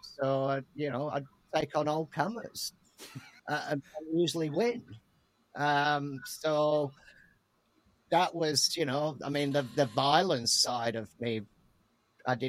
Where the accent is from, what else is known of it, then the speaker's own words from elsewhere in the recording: Rochdale, North West England, United Kingdom; now in Seattle, United States; originally I'm from the north of England, just north of Manchester, a tiny little town called Rochdale